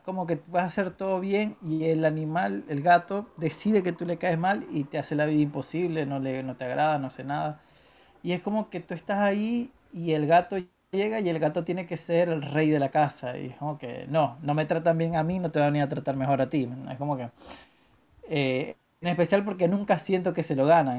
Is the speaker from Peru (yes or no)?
no; Venezuela; moved away; me mudé de Venezuela